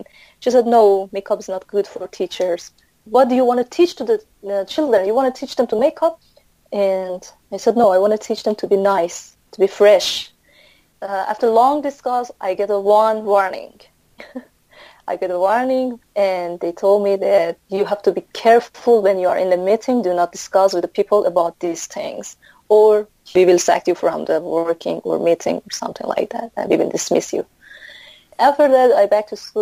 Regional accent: Mashhad, Razavi Khorasan, Iran; English is a second language; moved away as an adult; now in Philippines; I'm from Mashhad state

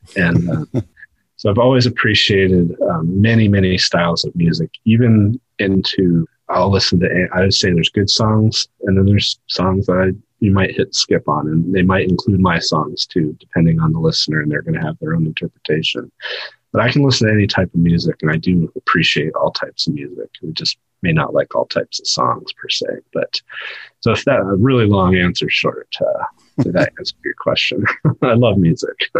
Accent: above the Oswegatchie River, Northeast, New York, United States; moved away; I grew up above the Oswegatchie River that flows into the St. Lawrence River

